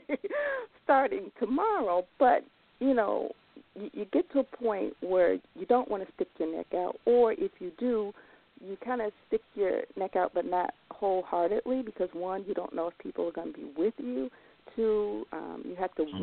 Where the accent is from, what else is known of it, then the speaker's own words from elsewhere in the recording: Chicago, Illinois, United States; I'm from North Lawndale